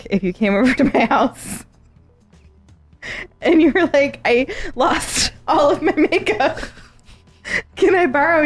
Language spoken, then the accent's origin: English; Arizona, United States; growing up in Arizona, I grew up with Mormons.